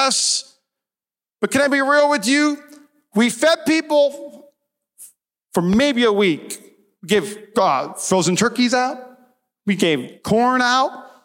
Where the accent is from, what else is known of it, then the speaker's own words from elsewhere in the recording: Midwest, United States; I grew up in the Midwest